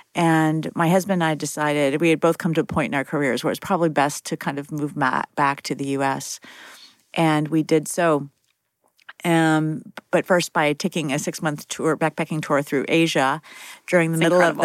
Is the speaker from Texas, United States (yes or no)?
no; Fairmont, West Virginia, United States; moved away; my hometown of Fairmont, West Virginia